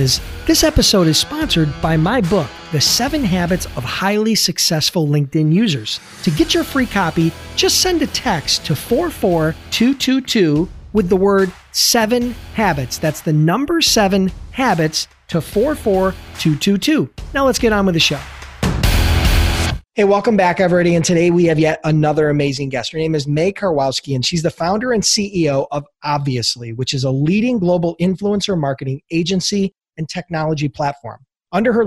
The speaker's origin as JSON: {"language": "English", "town": "Buffalo", "region": "New York", "country": "United States", "said": "I am from Buffalo"}